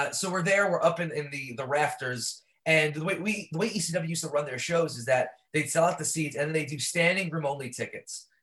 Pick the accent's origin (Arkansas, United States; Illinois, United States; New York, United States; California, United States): New York, United States; New York City; I grew up born and raised in Brooklyn